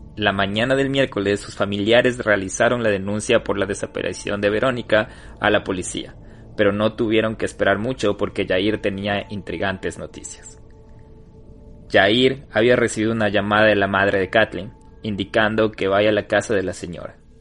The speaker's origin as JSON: {"language": "Spanish", "country": "Ecuador", "said": "como ecuatorianos"}